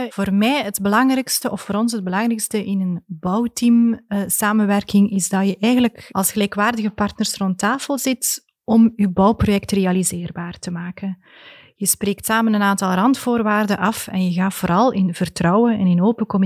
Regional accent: Ghent, Flanders, Belgium; ik kom van Gent.

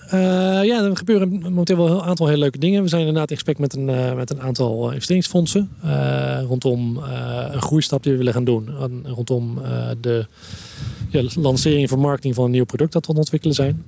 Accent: Netherlands; als Nederlanders

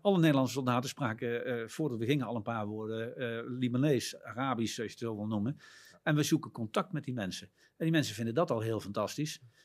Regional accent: Netherlands; als Nederlanders

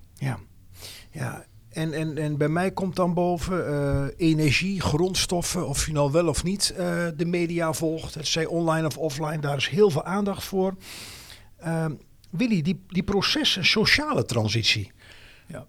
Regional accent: Twente, Overijssel, Netherlands; now in Amersfoort, Netherlands; mijn roots liggen in Twente. Wonen dus alweer jaren met plezier in Amersfoort Oosten.

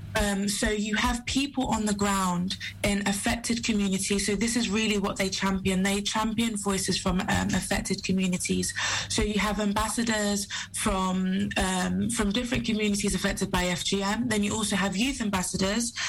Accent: Sierra Leone; I'm from Sierra Leone

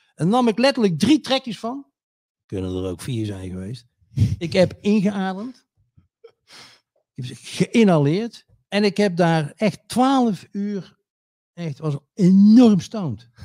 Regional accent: North Brabant, Netherlands; West-Brabant in het bijzonder. De plek waar ik woon, ja? Waar ik geboren ben en getogen ben.

